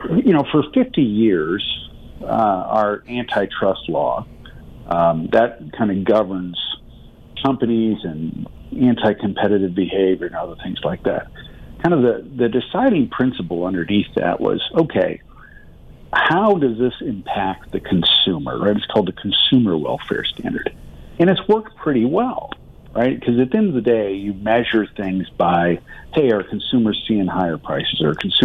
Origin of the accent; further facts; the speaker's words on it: Michigan, United States; my home state is Michigan, and small manufacturing community.